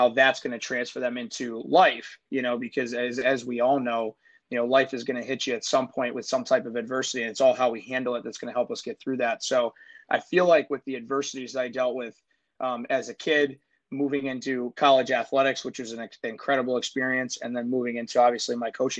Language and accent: English; Pittsburgh, Pennsylvania, United States; moved away as an adult; now in Buffalo, United States; I grew up in Pittsburgh, single parent home